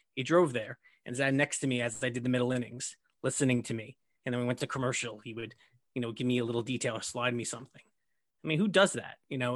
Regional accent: New York City, New York, United States; growing up in Brooklyn

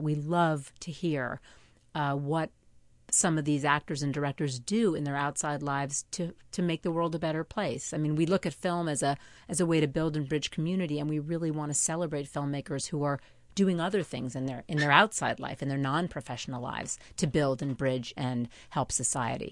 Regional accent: Port Washington, New York, United States; now in Manhattan, United States; I grew up in Port Washington

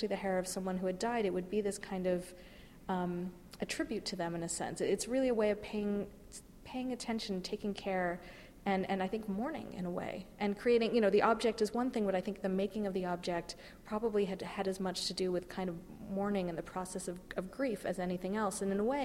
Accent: California, United States; now in New York, United States; I grew up in California where we had lots of access to nature and natural history museums

